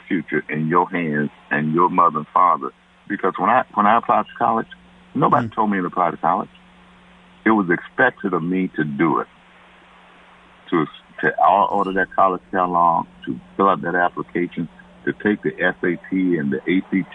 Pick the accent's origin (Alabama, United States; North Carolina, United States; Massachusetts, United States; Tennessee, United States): Alabama, United States; Birmingham; I'm from Birmingham